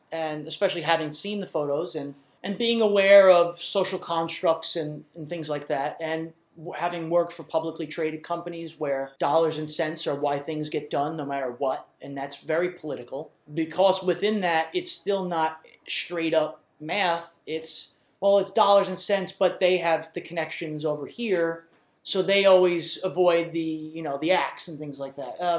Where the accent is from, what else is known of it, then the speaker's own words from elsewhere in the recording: New York, United States; we've wanted to be looked at, especially as a New Yorker, I think.